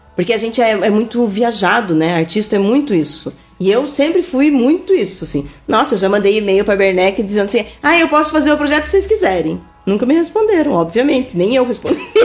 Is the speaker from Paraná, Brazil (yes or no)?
yes; Araucária, Paraná, Brazil; vivi a vida inteira no Manuel Bandeira